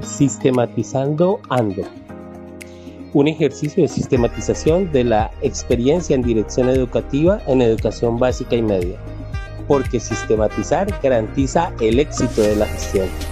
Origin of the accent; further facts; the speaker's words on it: Bogotá, Colombia; also born or lived in Boyacá; yo nací en Bogotá, pero tengo una formación y unos antepasados de Boyacá